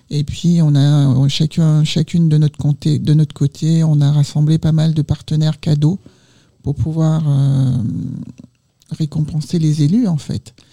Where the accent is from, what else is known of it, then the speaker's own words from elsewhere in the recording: Martinique; now in Île-de-France, France; Moi, je suis pilote du Nord. Mais quand on est martiniquais, on est martiniquais